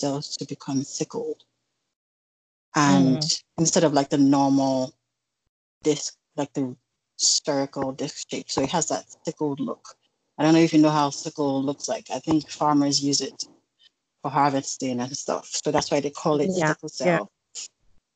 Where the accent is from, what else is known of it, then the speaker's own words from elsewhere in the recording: Edo, Nigeria; now in Virginia, United States; I'm also from Edo State, I'm Nigerian.